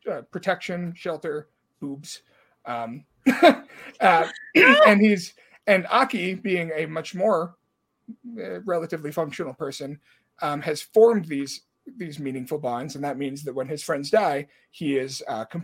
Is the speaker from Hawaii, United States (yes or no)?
no; Washington, United States; Washington too.